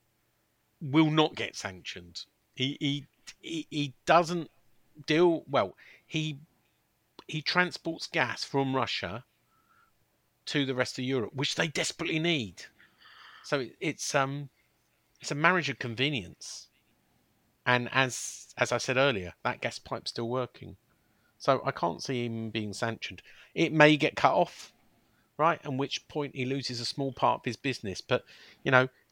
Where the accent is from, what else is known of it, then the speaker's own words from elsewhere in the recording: Chessington, London, United Kingdom; I was born in Chessington, which is close to Kingston